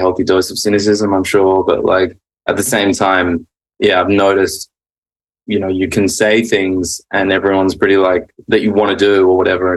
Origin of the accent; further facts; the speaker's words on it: Sydney, New South Wales, Australia; moved away as an adult; now in Los Angeles, United States; I grew up in Mossman, which was a cool place to grow up